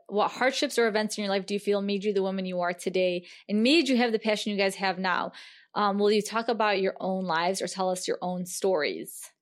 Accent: United States; growing up in America? as a Muslim American woman.

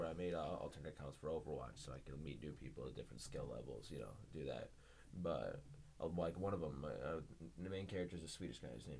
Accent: United States; We're American.

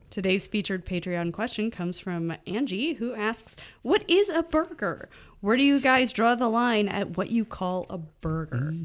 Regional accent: Chicago, Illinois, United States; I'm, I'm a Chicagoan

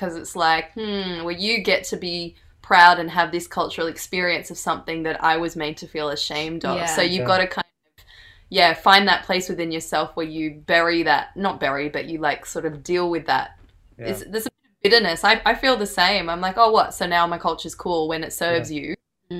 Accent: Fiji; I remember there's this group of Fiji Indians, and I'm Fiji Indian, and I walked past them. I can't speak the language.

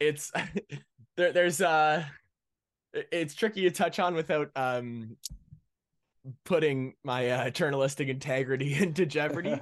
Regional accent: Ottawa, Ontario, Canada; I'm from Ottawa, Ontario, Canada.

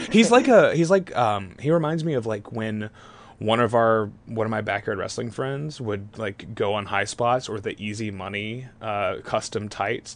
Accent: Texas, United States; I'm from Texas

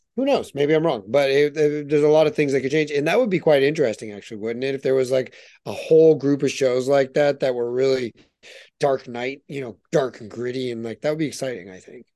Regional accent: United States; moved away as an adult; now in Canada; I'm an American born and raised, you know, through and through

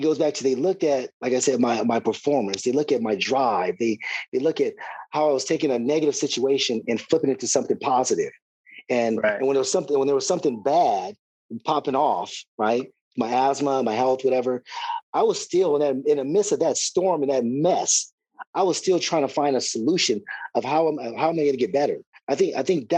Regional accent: Riverside, California, United States; my hometown, Riverside, California

